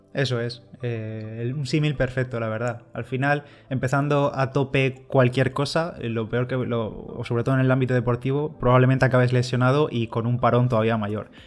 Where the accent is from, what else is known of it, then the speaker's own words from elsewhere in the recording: Bigastro, Valencian Community, Spain; Bigastro, que es mi pueblo